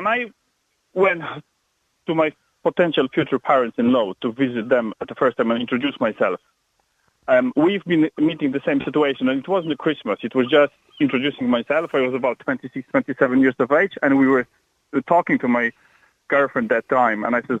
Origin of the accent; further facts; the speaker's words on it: Poland; now in Ireland; I'm Polish.